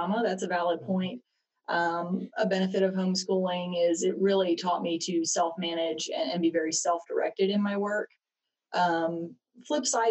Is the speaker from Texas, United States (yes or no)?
no; Marion, North Carolina, United States; now in Kannapolis, United States; I grew up in Marion, North Carolina